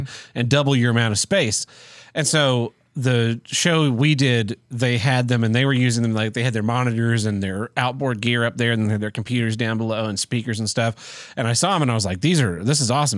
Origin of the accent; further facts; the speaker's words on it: Tulsa, Oklahoma, United States; I'll be moving away from Tulsa, my hometown